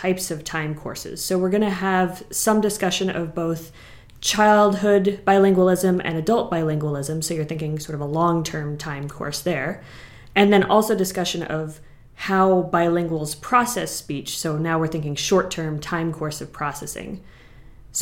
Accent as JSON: {"language": "English", "region": "Kentucky", "country": "United States", "moved": "yes", "lives_now": "Vancouver, Canada", "said": "I'm actually originally from Kentucky, so I'm super excited to be coming back home"}